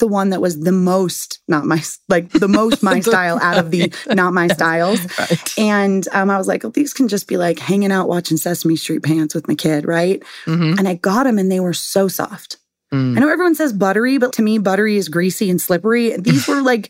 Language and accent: English; San Diego, California, United States; I'm from San Diego and that's where I live now